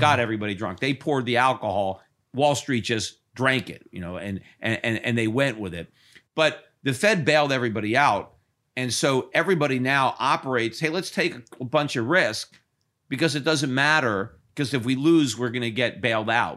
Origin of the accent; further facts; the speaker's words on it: Connecticut, United States; I was born in Connecticut, and I lived in Connecticut, and I still have a house in Connecticut.